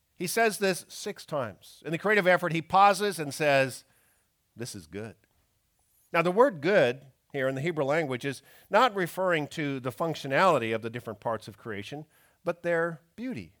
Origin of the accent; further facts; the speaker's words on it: Canada; moved away; growing up in Canada